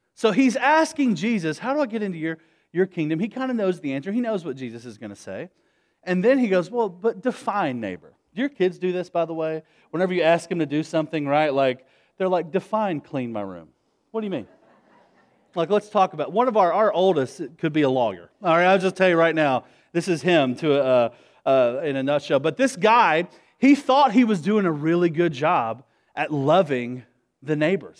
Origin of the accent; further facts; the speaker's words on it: Nashville, Tennessee, United States; we're from Nashville, Tennessee. That's why we say y'all and we talk weird.